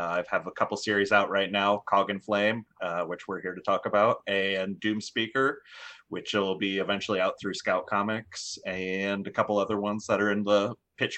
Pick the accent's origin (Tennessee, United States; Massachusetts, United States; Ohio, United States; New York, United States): Ohio, United States; Dayton; I'm from Dayton, Ohio.